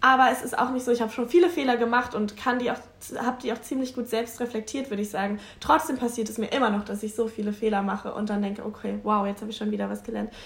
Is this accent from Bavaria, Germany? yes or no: no; Hamburg, Germany; ich komme aus Hamburg, also aus dem Rand, am Rande von Hamburg.